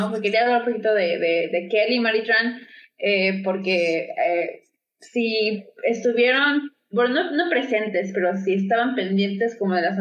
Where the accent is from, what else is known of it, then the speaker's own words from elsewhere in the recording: Mexico; yo por lo menos como eh, mexicana